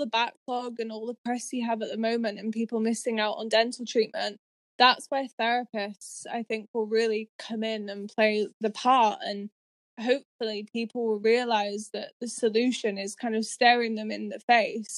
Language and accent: English; Yorkshire and the Humber, United Kingdom; moved away as an adult; now in Edinburgh, United Kingdom; originally I'm from Yorkshire